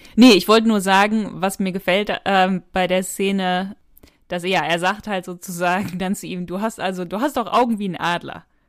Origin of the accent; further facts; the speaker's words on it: North Rhine-Westphalia, Germany; Ich komme ja aus Nordrhein-Westfalen